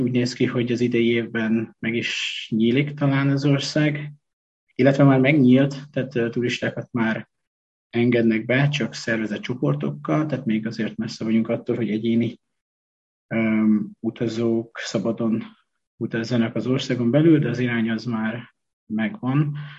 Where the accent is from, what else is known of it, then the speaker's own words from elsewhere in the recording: Hungary; moved away as an adult; also born or lived in China; sváb településen nőttem föl